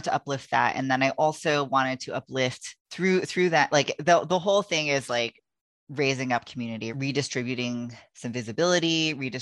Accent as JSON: {"language": "English", "region": "California", "country": "United States", "tie": "born or raised there", "said": "I grew up in California. That's where I was born."}